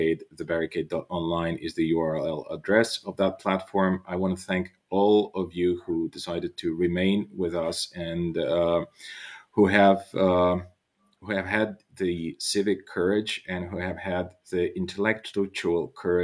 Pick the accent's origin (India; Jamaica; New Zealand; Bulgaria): Bulgaria; I'm by birth, I'm Bulgarian, and I come from Bulgaria, from a country in the Balkans